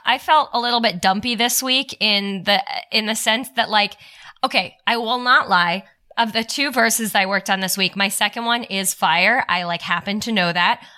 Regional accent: Toronto, Ontario, Canada; I'm from Toronto.

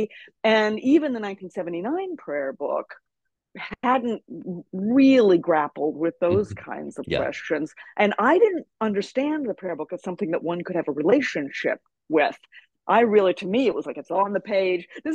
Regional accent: Arkansas, United States; I grew up in Arkansas

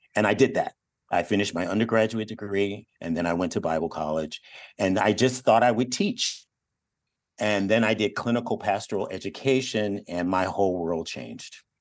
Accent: Detroit, Michigan, United States; also born or lived in Eugene, Oregon; now in Sacramento, United States; I grew up in Detroit

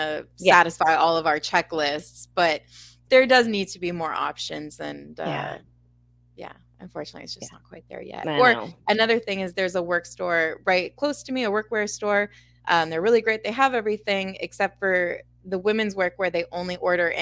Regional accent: Winnipeg, Manitoba, Canada; I'm from Winnipeg, Manitoba, Canada. I kind of grew up a little bit outside the city, but I live inside the city now.

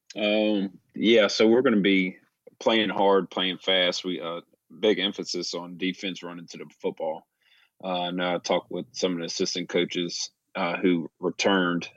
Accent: Virginia, United States; I'm from Raleigh, Virginia, so, um, I know my roots

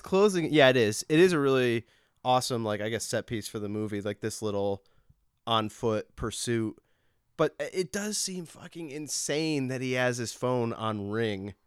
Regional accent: Massachusetts, United States; I'm not Irish, but, like, I am from Massachusetts.

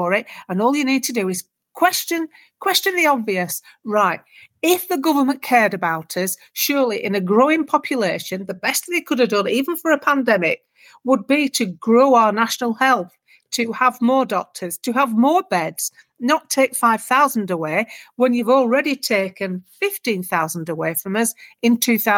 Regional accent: United Kingdom; We're British.

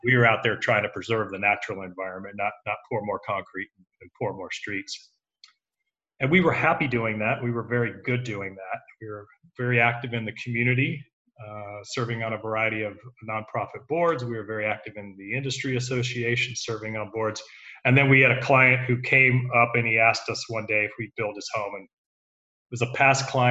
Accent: Southern California, United States; moved away as an adult; also born or lived in Santa Monica; now in Houston, United States; We were raised in Southern California

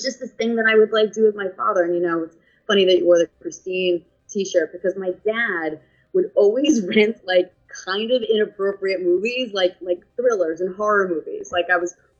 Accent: New York City, New York, United States; accent: New York; also born or lived in Bronx, New York; I grew up on Staten Island.

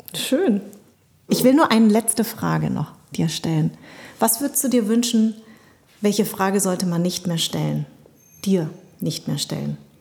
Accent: Munich, Bavaria, Germany; also born or lived in Darmstadt; ich bin ja in München groß geworden

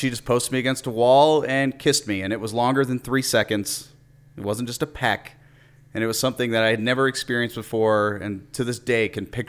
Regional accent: Detroit region, Michigan, United States; growing up in the Detroit region.

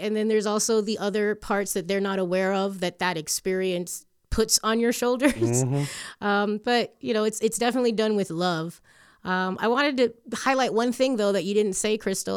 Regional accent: Hialeah, Florida, United States; first language English; moved away as an adult; also born or lived in Chicago; now in Colorado, United States; we got super spoiled growing up in Miami, in Hialeah particularly

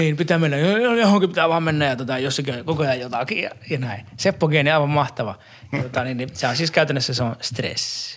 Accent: Saarijärvi, Central Finland, Finland; Saarijärveltä, missä mä oon kotoisin

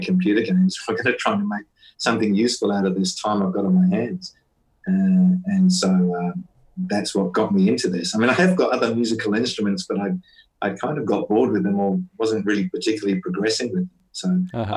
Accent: Perth, Western Australia, Australia; I'm from Perth in Western Australia.

